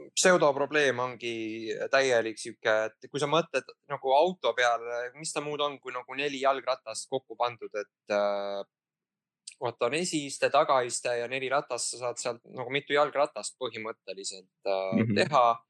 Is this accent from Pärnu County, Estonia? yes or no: yes; Pärnu, Pärnu County, Estonia; ma olen pärnakas